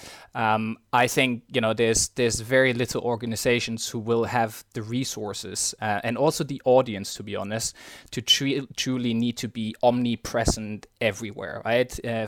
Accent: Germany; moved away as an adult; now in London, United Kingdom; Born and raised in Germany, spent the first sort of 27 years of my life there. And then after finishing uni my first job, I decided to move to London about 5 years ago

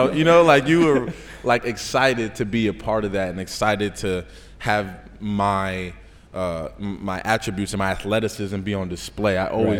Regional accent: Paterson, New Jersey, United States; I grew up in Paterson, New Jersey

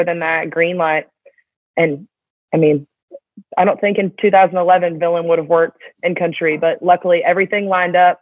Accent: Atlanta, Georgia, United States; moved away as an adult; growing up in Atlanta

